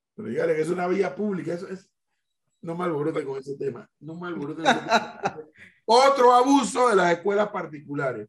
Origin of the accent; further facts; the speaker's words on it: Panama; los panameños somos como somos